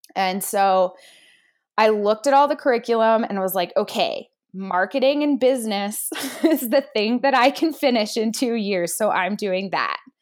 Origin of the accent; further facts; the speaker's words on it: Pittsburgh, Pennsylvania, United States; now in Whitefish, United States; I was born in Pittsburgh, Pennsylvania. a city girl. I actually ended up, I grew up there, I went to college at Pitt